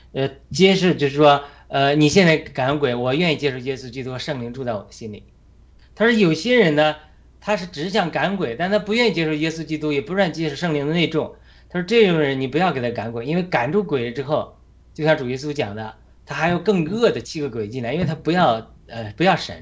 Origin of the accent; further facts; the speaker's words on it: China; 我们中国人